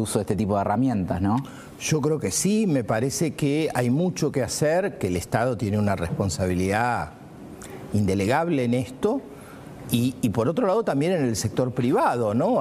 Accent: Argentina

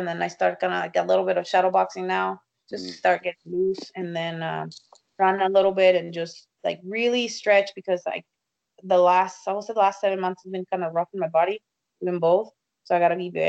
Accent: Tijuana, Baja California, Mexico; also born or lived in Texas; now in United States; I'm from Mexico. I was born and raised in Tijuana

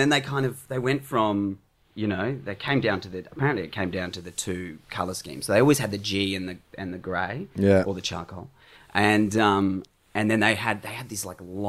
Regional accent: Perth, Western Australia, Australia; I grew up in Perth in Sorrento.

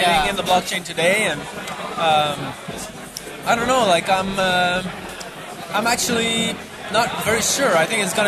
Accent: Bruges, Flanders, Belgium; We're from Bruges

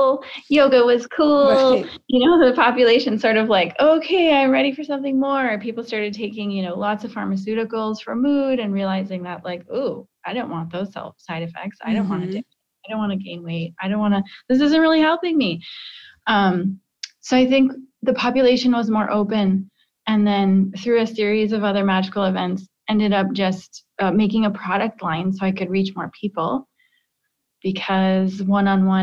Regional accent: Midwest, United States; I grew up in the Midwest

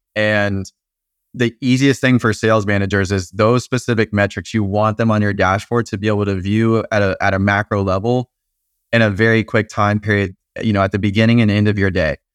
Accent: Atlanta, Georgia, United States; moved away as an adult; now in Nashville, United States; I'm originally from Atlanta.

